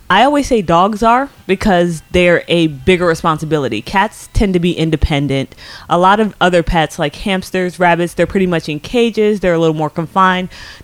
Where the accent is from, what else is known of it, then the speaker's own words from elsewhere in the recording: Alpharetta, Georgia, United States; moved away as an adult; now in New York, United States; I grew up in Alpharetta and I went to Georgia State for college